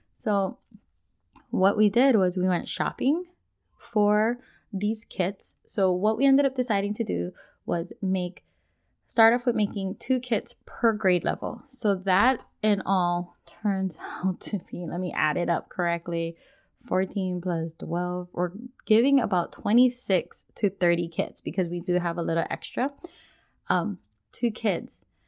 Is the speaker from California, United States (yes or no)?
no; Hawaii, United States; now in Washington, United States; Being born and raised in Hawaii